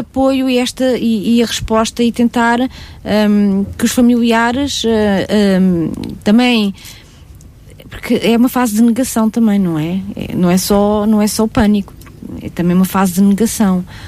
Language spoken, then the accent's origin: Portuguese; Castelo Branco, Portugal; eu sou de Castelo Branco, de uma terrinha lá muito escondidinha de Castelo Branco